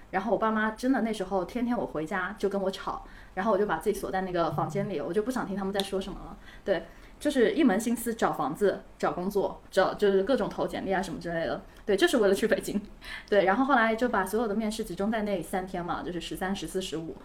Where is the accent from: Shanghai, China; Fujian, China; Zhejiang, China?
Zhejiang, China; Hangzhou; 因为我杭州人嘛